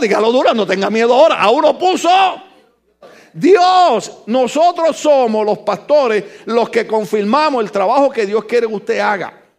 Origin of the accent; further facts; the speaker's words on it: Ponce, Puerto Rico; moved away; Yo jovencito en mi país en un lugar que se llama La Concha Acústica en Ponce